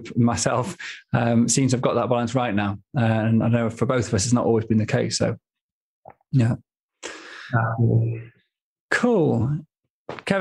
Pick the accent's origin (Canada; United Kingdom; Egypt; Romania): United Kingdom; Manchester, North West England; now in Stockholm, Sweden; Living, growing up in Manchester, I mean, I was miles from the sea, miles from the mountains